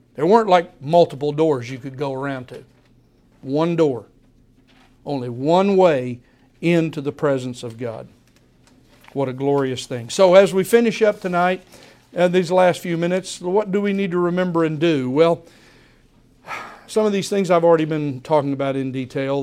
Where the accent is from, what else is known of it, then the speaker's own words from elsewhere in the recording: United States; American believers